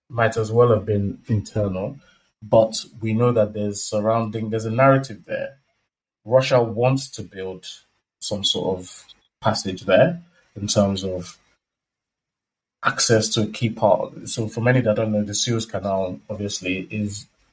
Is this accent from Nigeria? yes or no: yes; Nigeria; we're both from Nigeria